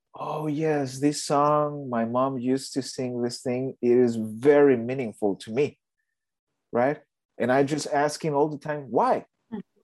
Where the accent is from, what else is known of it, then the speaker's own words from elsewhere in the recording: Mexico; moved away; I'm from Mexico